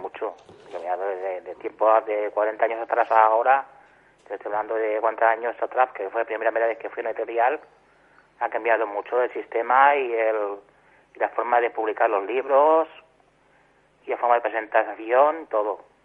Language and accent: Spanish; Catalonia, Spain; yo soy de aquí de Cataluña